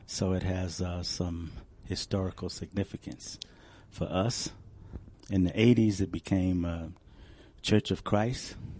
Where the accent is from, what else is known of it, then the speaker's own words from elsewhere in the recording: Chicago, Illinois, United States; now in Denver, United States; having been born and raised in Chicago